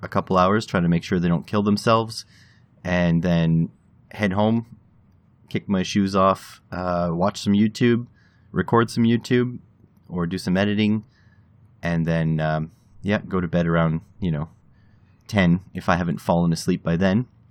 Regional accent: Canada; as a Canadian

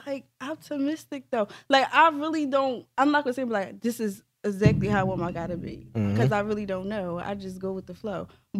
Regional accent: United States; now in Delaware County, United States; I'm originally from Uptown. I live in Delaware County with him.

